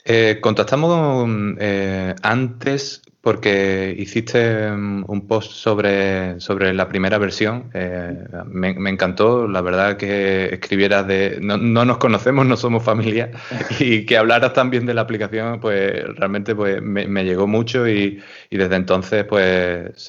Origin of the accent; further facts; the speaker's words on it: Huelva, Andalusia, Spain; soy de Huelva